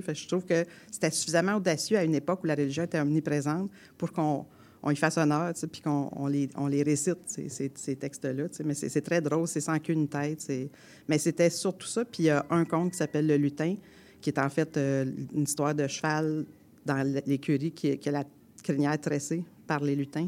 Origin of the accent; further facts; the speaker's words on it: Quebec, Canada; accent: fort québécois; Puis moi, j'ai un accent fort québécois